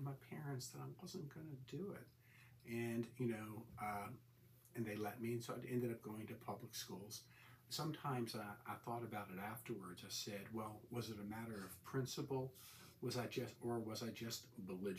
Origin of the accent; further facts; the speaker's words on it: Richmond, Virginia, United States; moved away as an adult; also born or lived in New York City / Washington, D.C. / Montgomery, Alabama; I grew up in Richmond, Virginia.